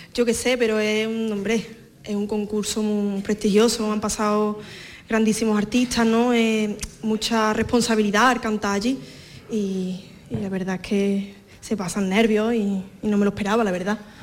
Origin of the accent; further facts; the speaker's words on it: Fuente Palmera, Andalusia, Spain; Hija, de predilecta de Fuente Palmera. Fuente Palmera es, digamos, el municipio y tiene varias aldeas y una de ellas es la mía